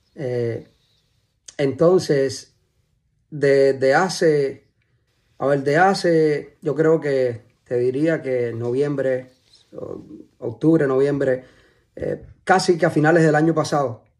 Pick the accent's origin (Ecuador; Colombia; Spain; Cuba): Cuba; moved away as an adult; now in United States; es un chamaquito eh, de Cuba, que nació en Cuba. Eh, me crié en Cuba hasta los 20 y algo.